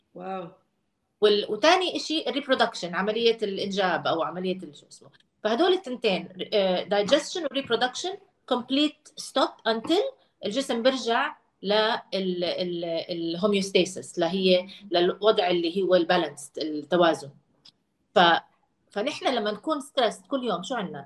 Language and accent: Arabic; Jordan; moved away